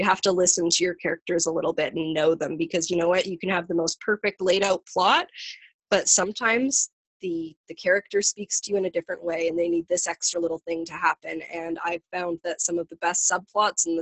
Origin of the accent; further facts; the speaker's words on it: Vancouver, British Columbia, Canada; my hometown, Vancouver. I know Vancouver.